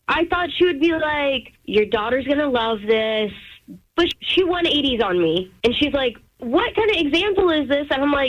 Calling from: Baltimore, Maryland, United States; from Baltimore

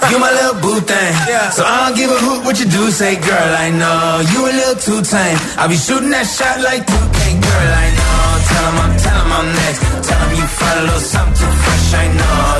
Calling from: Jerez de la Frontera, Andalusia, Spain; Jerez de la Frontera, y mi voto va para

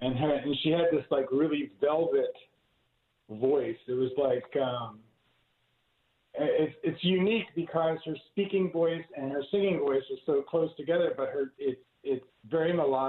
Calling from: Camp Atterbury, Indiana, United States; Camp Atterbury, Indiana.

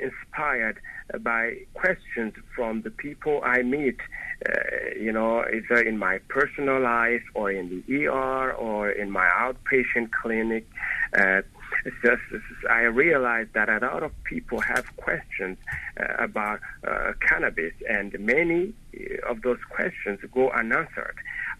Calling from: Montreal, Quebec, Canada; I'm calling from Montreal, Canada.

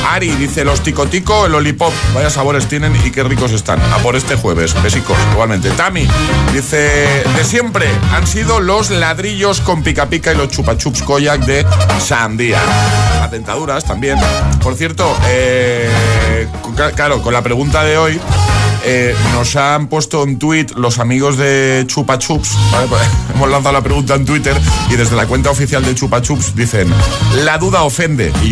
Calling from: Valencia, Valencian Community, Spain; de Valencia.

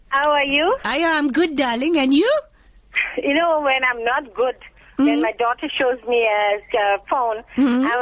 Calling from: Richards Bay, KwaZulu-Natal, South Africa; I'm calling from Richards Bay.

